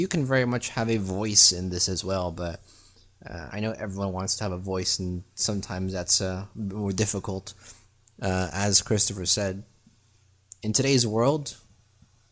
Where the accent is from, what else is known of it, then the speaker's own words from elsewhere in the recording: Germany; now in Florida, United States; I grew up in Germany, currently live in Florida